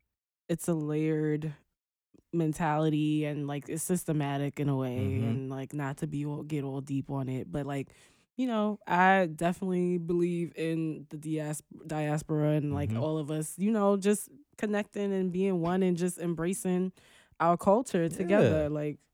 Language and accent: English; United States; I'm Black American and like my grandparents are like from the South.